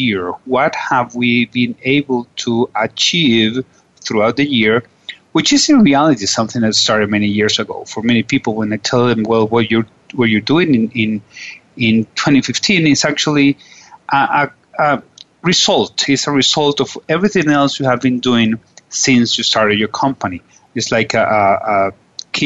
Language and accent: English; Venezuela; I'm from Venezuela